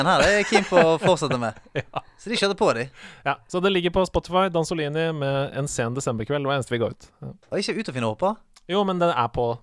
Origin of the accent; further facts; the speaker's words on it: Trøndelag, Norway; Jeg er egentlig fra Trøndelag.